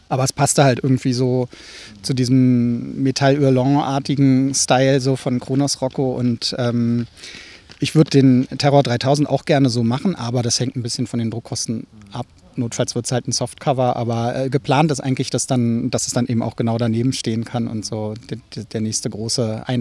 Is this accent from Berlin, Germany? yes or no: yes; Berlin, Germany; Ja, das ist so, als Berliner denkt man da gar nicht drüber nach.